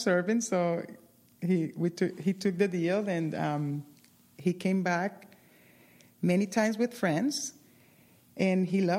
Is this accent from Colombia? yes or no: yes; Colombia; now in Doylestown, United States; I am from Colombia